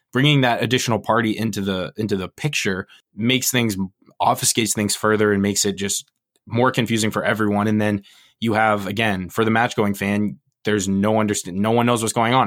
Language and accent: English; United States; we're American